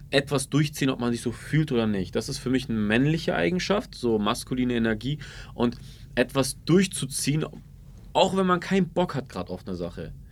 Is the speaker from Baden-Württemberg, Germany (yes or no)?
yes; Ulm, Baden-Württemberg, Germany; Nee, ich komme aus Ulm ursprünglich.